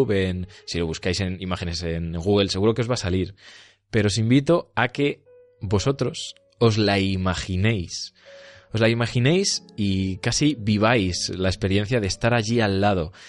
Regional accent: Peñaranda de Bracamonte, Castile and León, Spain; incluso en mi pueblo eh, se ha llevado mucho esto de casas encantadas. Allí en Peñalanda hay casas encantadas para, tomar, eh, dar y regalar. Y, y, también como que he crecido yo en, bueno, al fin y al cabo, en, una, en un ambiente

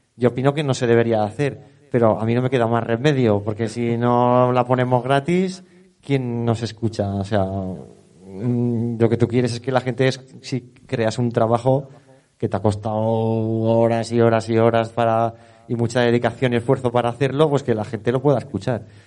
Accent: Teruel, Aragon, Spain; soy de Teruel, de mis padres, mi padre, por parte de padre, es natural de aquí, de Teruel Capital, y he vivido la vaquilla desde con pañales

